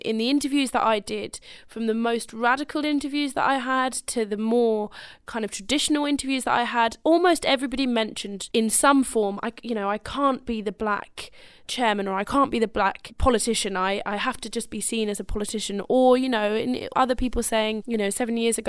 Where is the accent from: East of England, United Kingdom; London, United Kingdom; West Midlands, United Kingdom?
London, United Kingdom; Plaistow; when I was growing up in Plaistow in the 90s